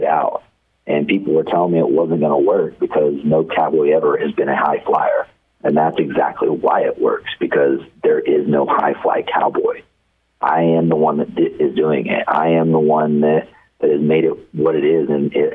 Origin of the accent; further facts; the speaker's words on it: Amarillo, Texas, United States; moved away; also born or lived in Oklahoma / Dumas, Texas; I was born and raised in Amarillo, Texas, on the outskirts.